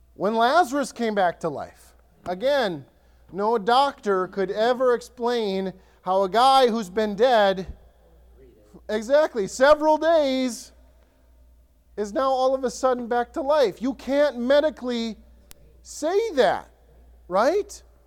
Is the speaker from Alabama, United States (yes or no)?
no; Ellsworth, Wisconsin, United States; now in Lakeland, United States; My hometown, Ellsworth, small town